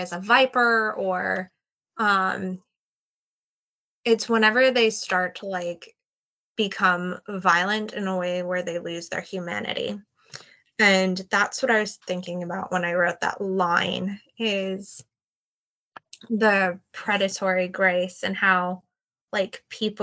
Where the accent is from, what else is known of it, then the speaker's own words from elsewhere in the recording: United States; as an American myself